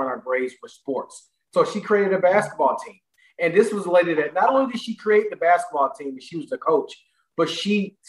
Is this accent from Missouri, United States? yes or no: yes; St. Louis, Missouri, United States; similar to a lot of Black males born in the inner cities of St. Louis